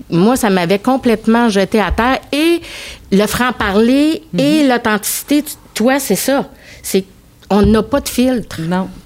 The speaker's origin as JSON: {"language": "French", "region": "Quebec", "country": "Canada", "tie": "born or raised there", "also_born_or_lived": "Cairo, Egypt", "said": "je suis d'origine syrienne, mais je suis née au Caire en Égypte et je suis arrivée à l'âge de 5 ans au Québec."}